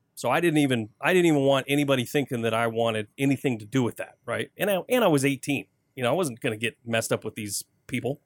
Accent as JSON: {"language": "English", "town": "Flint", "region": "Michigan", "country": "United States", "tie": "born or raised there", "also_born_or_lived": "Davison, Michigan", "said": "I grew up in Flint, born and raised"}